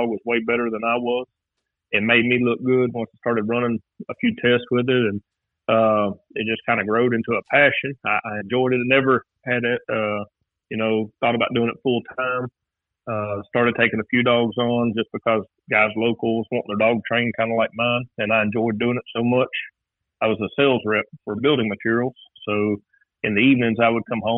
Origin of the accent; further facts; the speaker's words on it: Campbellsville, Kentucky, United States; I'm from Campbellsville, Kentucky